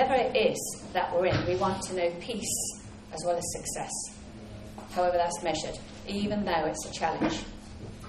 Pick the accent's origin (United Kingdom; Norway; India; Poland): United Kingdom; England; I'm English and we never show off